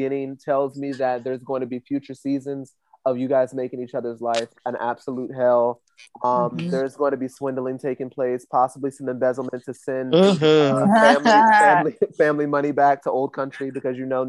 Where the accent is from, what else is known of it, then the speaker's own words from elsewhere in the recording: United States; we're American